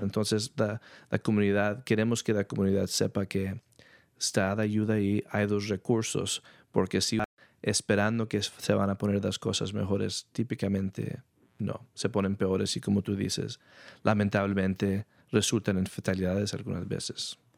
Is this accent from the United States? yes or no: yes; San Rafael, California, United States; also born or lived in New York; yo nací en Nueva York, nos movimos aquí a California, a San Rafael, cuando yo tenía dos años